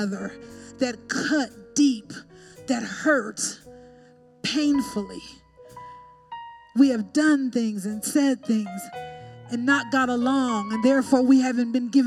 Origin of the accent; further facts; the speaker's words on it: Colorado, United States; also born or lived in Texas; I grew up in Colorado, but my parents are from Texas, and I lived in Texas for a little bit